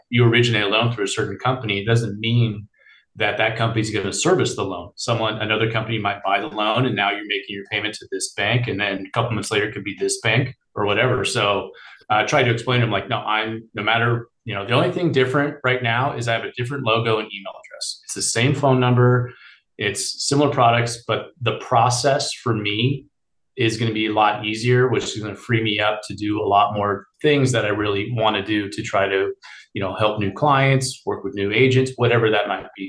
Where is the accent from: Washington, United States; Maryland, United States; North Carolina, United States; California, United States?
California, United States; Bay Area; born and raised in the Bay Area